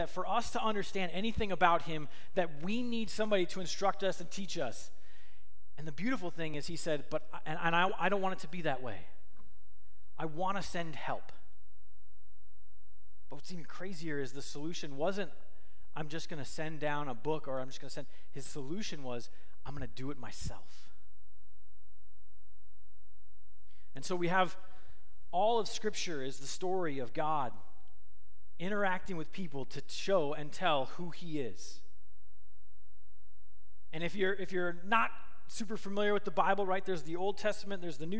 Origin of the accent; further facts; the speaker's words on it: Minnesota, United States; I grew up in Minnesota, which is right next to Canada